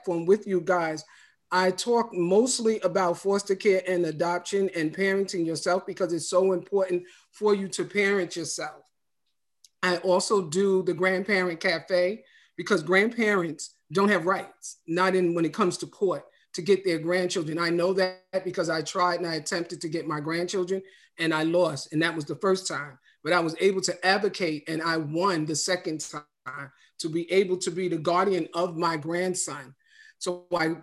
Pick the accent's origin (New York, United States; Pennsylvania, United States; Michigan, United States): New York, United States; now in Maryland, United States; I am originally from New York.